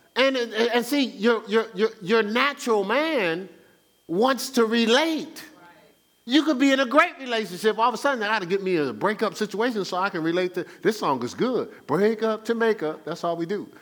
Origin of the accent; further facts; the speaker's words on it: Newark, New Jersey, United States; I'm born and raised in Newark, New Jersey